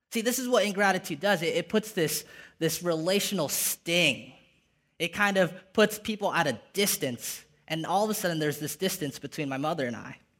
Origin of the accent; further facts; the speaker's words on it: Ventura, California, United States; moved away as an adult; now in San Jose, United States; Grew up in a little beach town called Ventura